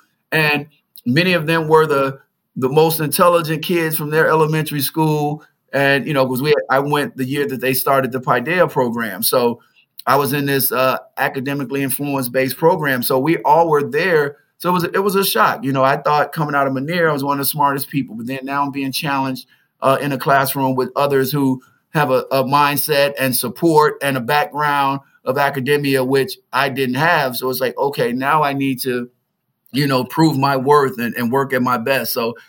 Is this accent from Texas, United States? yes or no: no; Chicago, Illinois, United States; I'm from Chicago, I can handle it